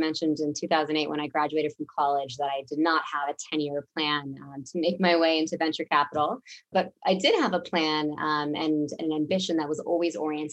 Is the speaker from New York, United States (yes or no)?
no; Mountain View, California, United States; moved away as an adult; also born or lived in Washington, D.C.; my hometown of the Bay Area? I was born in Mountain View.